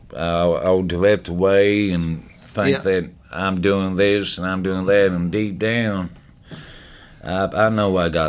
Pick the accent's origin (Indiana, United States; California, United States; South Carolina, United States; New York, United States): Indiana, United States; Southern; we grew up in Southern Indiana, our whole lives